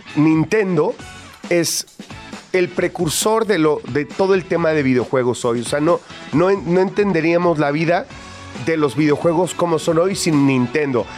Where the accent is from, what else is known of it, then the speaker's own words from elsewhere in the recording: Veracruz, Mexico; como decimos en mi pueblo allá en Veracruz